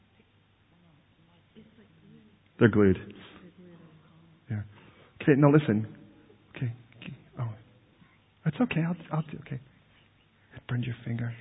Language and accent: English; United States; now in London, United Kingdom; British people look at me as an American